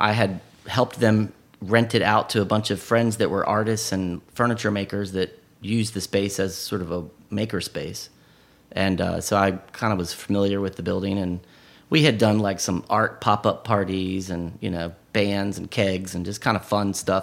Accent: Richmond, Virginia, United States; I am from Richmond. I was born here, and I went to high school. I graduated Open High School in the city.

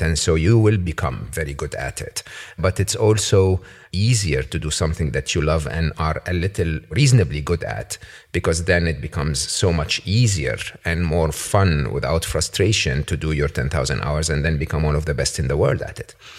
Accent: Egypt; moved away; when I was growing up in Egypt

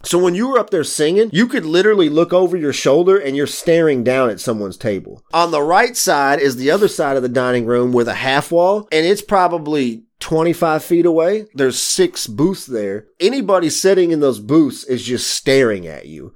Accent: the South, United States; moved away as an adult; now in Michigan, United States; I grew up in the South, so I'm not used to winter conditions. So I moved here in two thousand ten

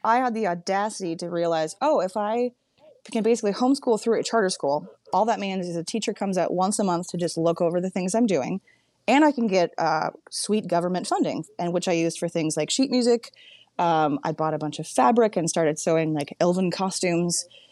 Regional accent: Humboldt County, Northern California, United States; born or raised there

